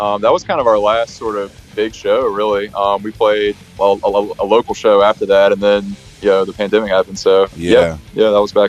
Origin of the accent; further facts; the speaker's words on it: Birmingham, Alabama, United States; Even though we're from Birmingham